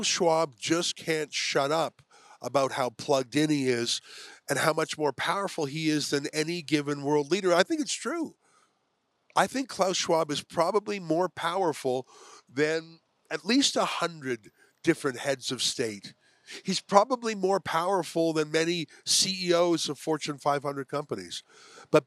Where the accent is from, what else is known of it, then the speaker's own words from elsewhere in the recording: Canada; I'm the Canadian.